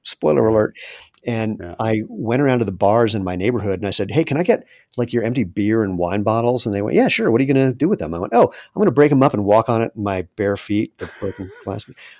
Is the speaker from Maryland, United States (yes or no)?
yes; Maryland, United States; So for Duke, I grew up in Maryland, and my criteria for schools was pretty simple.